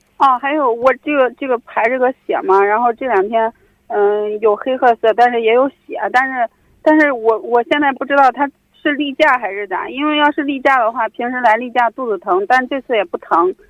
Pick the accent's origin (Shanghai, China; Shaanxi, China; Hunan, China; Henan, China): Henan, China; Zhengzhou; 郑州的。